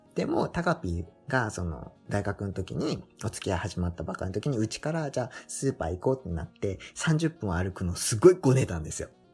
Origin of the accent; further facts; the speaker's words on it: Kyushu, Japan; moved away; also born or lived in Fukuoka; 本当に田舎の出身で家の前が田んぼみたいな。